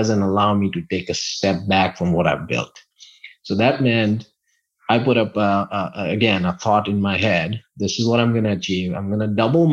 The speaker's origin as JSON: {"language": "English", "country": "India", "tie": "born or raised there", "moved": "yes", "said": "one of my really good friends that I grew up with back in India"}